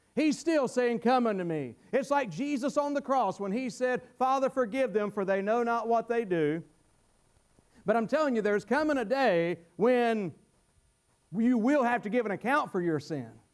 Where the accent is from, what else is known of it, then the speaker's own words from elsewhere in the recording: North Carolina, United States; I was brought up in North Carolina in the Bible Belt